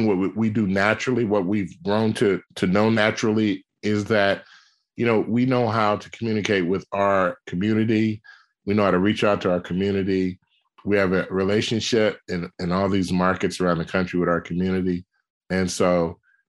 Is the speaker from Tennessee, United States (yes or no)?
no; Oakland, California, United States; growing up in Oakland, you know, Oakland culturally was musically rich